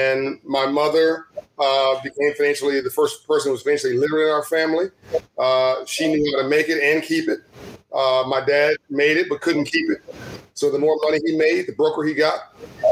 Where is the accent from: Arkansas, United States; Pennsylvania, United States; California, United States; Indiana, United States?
California, United States; Compton; I was born in Compton, Los Angeles, and raised in Compton, California